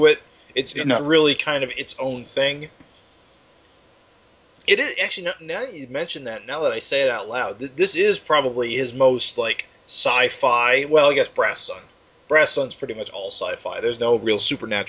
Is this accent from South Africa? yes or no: no; United States; I'm American